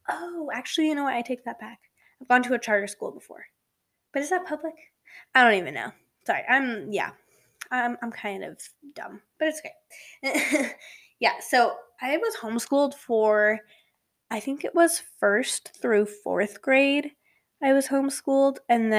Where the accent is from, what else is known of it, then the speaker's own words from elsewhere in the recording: Colorado, United States; So, yeah, I was born here in Colorado. We kind of moved all over. So I'm just an average teenage girl here in Colorado.